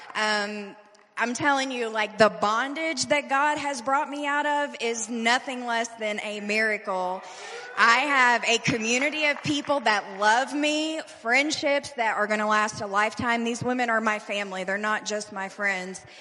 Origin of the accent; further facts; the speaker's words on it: Louisville, Kentucky, United States; I'm originally from Louisville, Kentucky.